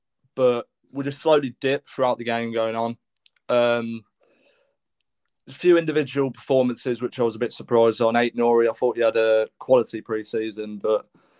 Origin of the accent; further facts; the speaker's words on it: Leamington Spa, West Midlands, United Kingdom; I'm from Leamington Spa, Whitnash, Warwickshire